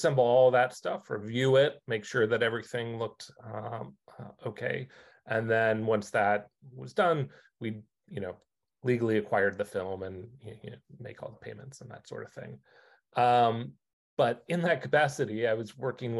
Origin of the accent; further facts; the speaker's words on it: United States; moved away as an adult; also born or lived in Pennsylvania / New York / Beverly Hills; now in Los Angeles, United States; I grew up outside of Washington